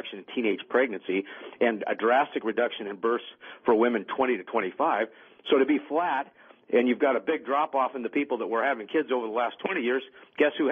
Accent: Washougal, Washington, United States; I was near my hometown in southern Washington

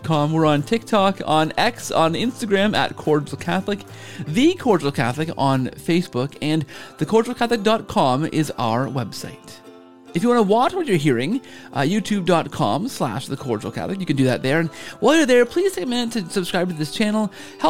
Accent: Canada; we're both Canadian

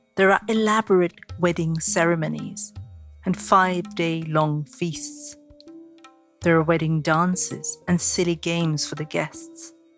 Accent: India; As a young girl growing up in India, I was being trained for marriage from the time I was old enough to talk

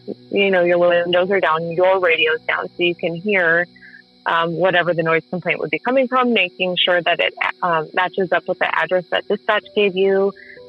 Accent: St. Paul, Minnesota, United States; I'm from St. Paul

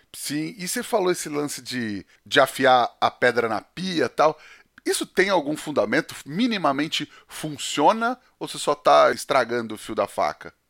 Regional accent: Penápolis, São Paulo, Brazil; em Penápolis principalmente, né? Que é onde eu, onde eu cresci

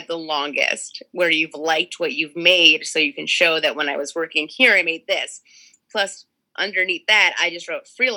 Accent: Westchester, New York, United States; I'm from Westchester, just above the city

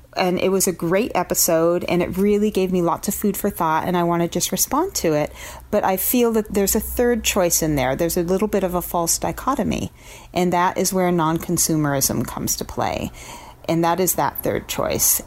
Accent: Portland, Oregon, United States; I'm from Portland, Oregon

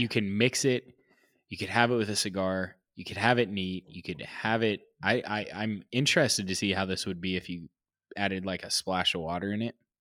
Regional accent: California, United States; I'm a Californian

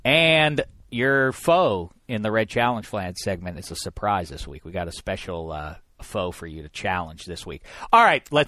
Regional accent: Pittsburgh, Pennsylvania, United States; I'm from Pittsburgh, PA, after all.

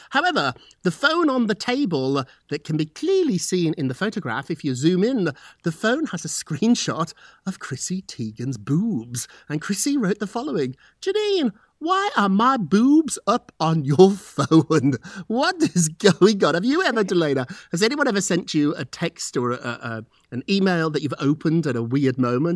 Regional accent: United Kingdom; moved away as an adult; now in United States; I'm British

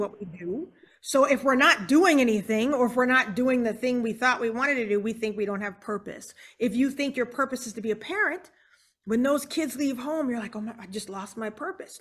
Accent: Charleston, South Carolina, United States; now in Houston, United States; We're originally from Charleston, South Carolina

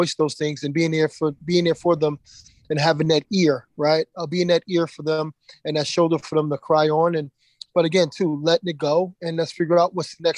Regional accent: Philadelphia, Pennsylvania, United States; Growing up in Philadelphia

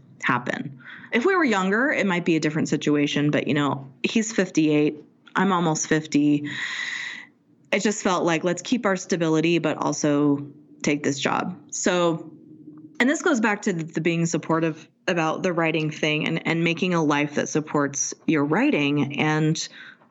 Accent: Pacifica, California, United States; moved away as an adult; also born or lived in San Francisco; now in Salt Lake City, United States; which is where we met doing community theater and where I moved when I was like 12. And when my mom remarried, we moved from San Francisco to Pacifica.

